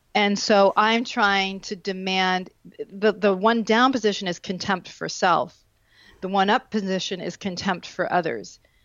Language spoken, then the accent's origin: English; Vermont, United States; I grew up in Vermont.